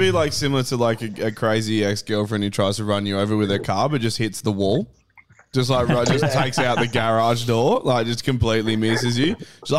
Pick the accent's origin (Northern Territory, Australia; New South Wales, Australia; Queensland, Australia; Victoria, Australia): Northern Territory, Australia; Alice Springs; This is happening in my hometown.